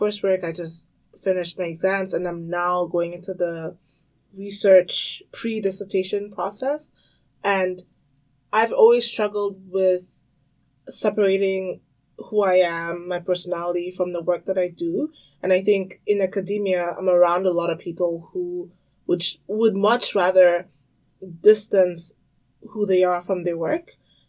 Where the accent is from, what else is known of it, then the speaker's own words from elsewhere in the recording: Cameroon; also born or lived in Tanzania / Congo; growing up African, I grew up in Cameroon, Tanzania, and I also spent some time in Congo.